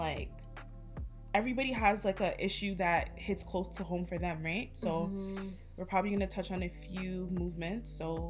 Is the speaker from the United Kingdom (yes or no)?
no; Ghana; I'm from Ghana.